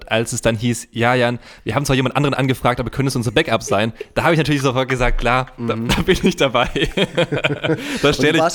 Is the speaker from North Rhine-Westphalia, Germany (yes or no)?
no; Unterhausen, Baden-Württemberg, Germany; nee, ich komme auch äh, aus Unterhausen.